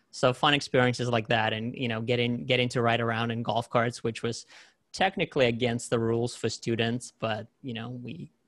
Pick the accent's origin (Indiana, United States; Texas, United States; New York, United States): New York, United States; also born or lived in Soviet Union; so I grew up, my childhood started there, but then I grew up in New York